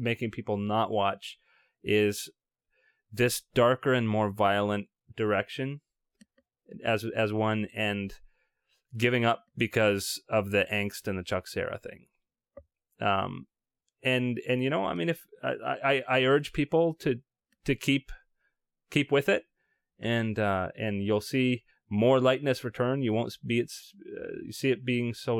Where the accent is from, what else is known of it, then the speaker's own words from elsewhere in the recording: Canada; we're Canadian